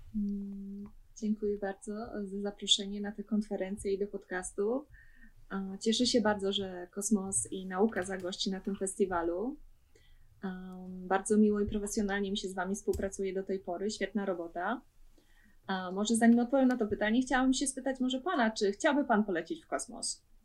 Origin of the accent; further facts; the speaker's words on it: Sosnowiec, Silesian Voivodeship, Poland; moved away as an adult; now in Bremen, Germany; Pochodzę z Sosnowca, to jest e, rejon Śląsk